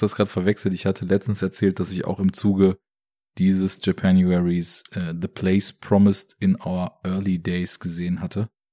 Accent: Braunschweig, Lower Saxony, Germany; Ich komme ja aus Braunschweig

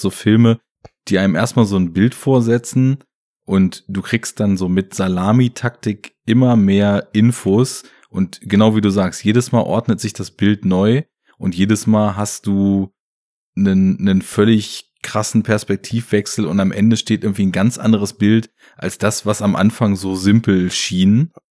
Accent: Germany; bei uns in Deutschland

